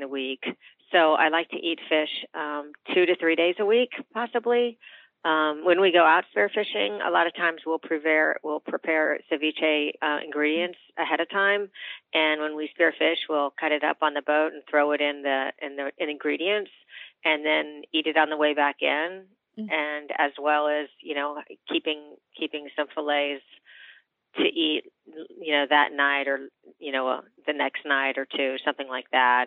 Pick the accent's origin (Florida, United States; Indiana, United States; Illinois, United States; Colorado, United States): Florida, United States; Miami; I was born and raised in Miami